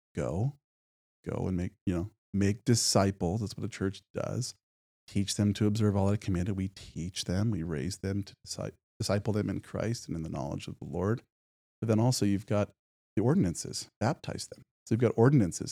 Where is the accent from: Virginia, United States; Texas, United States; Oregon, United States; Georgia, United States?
Oregon, United States; Medford; moved away as an adult; also born or lived in North Carolina; now in Spokane, United States; I was born and raised in, uh, Medford, Oregon, down in southern Oregon.